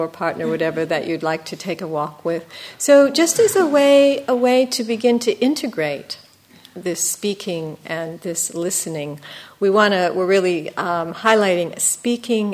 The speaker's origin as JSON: {"language": "English", "country": "United States", "said": "being an American"}